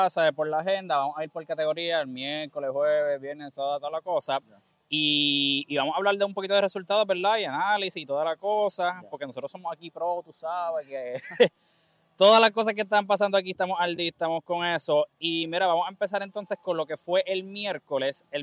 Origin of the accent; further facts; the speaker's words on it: Caguas, Puerto Rico; Soy de Caguas